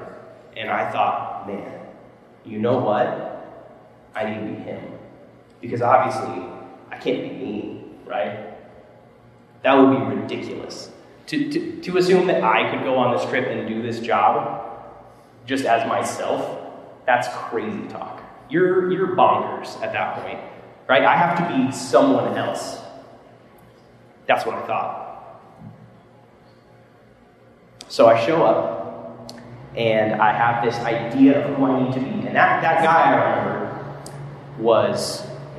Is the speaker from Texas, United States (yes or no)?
yes; Texas, United States; moved away as an adult; also born or lived in Arkansas; now in Minneapolis, United States; I am from Texas originally, but I met my wife in Arkansas, and we lived there for a while